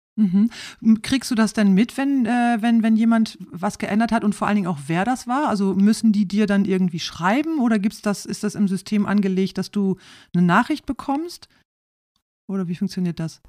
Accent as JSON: {"language": "German", "area": "East Frisia", "region": "Lower Saxony", "country": "Germany", "tie": "born or raised there", "said": "ich stamme aus Ostfriesland."}